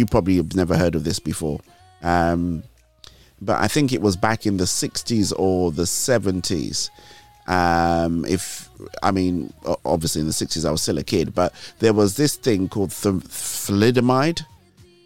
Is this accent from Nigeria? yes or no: yes; Nigeria; moved away; I grew up with him in Nigeria